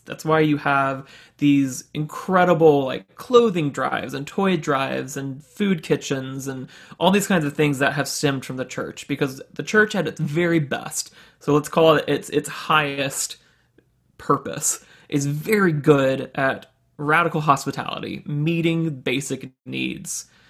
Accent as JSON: {"language": "English", "town": "Birmingham", "region": "Alabama", "country": "United States", "tie": "born or raised there", "said": "was born and raised in Birmingham, Alabama, in a very, uh, conservative Southern Baptist home"}